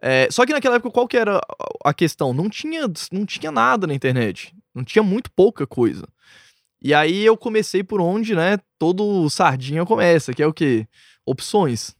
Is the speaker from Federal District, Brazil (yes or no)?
yes; Brasília, Federal District, Brazil; eu nasci em Brasília, moro lá desde que eu nasci.